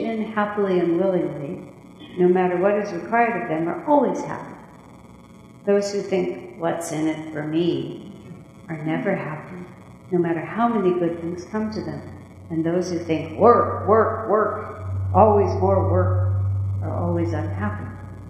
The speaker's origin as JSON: {"language": "English", "country": "United States", "said": "this is the American way. And we're American"}